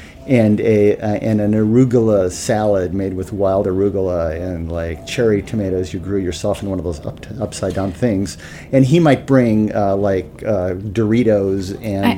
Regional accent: Midwest, United States; moved away as an adult; also born or lived in Madison; now in New York, United States; As a Midwesterner

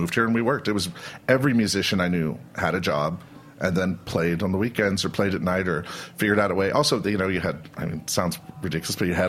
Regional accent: Youngstown, Ohio, United States; moved away; also born or lived in Washington, D.C.; I grew up in Youngstown, Ohio.

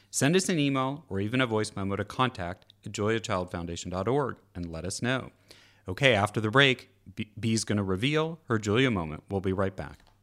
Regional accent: California, United States; as a Californian

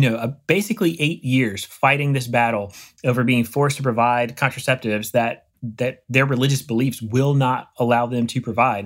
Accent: Eastern North Carolina, United States; moved away; I grew up in Eastern North Carolina in A C C country

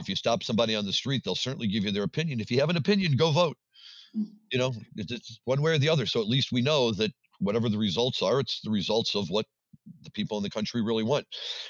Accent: Missouri, United States; moved away; So Missouri. The state of my birth, I grew up in Missouri, still remain a diehard St. Louis Cardinal fan, and was just in St. Louis last week visiting my father.

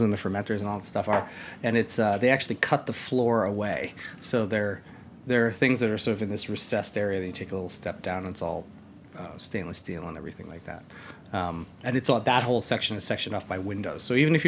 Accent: New York City, New York, United States; As a New Yorker

